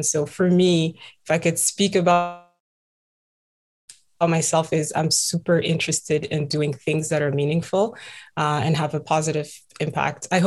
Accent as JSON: {"language": "English", "country": "Burkina Faso", "also_born_or_lived": "Central Africa / Southern Africa", "lives_now": "Toronto, Canada", "said": "I am originally from Burkina Faso um, and grew up around several countries in Africa, um, mostly Central and Southern."}